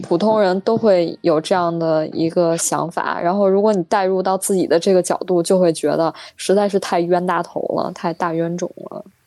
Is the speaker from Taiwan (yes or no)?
no; Beijing, China; 我们北京人